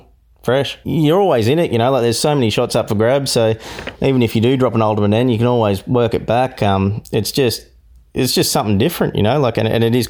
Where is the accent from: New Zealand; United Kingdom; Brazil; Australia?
Australia; Ballina, New South Wales; growing up in Ballina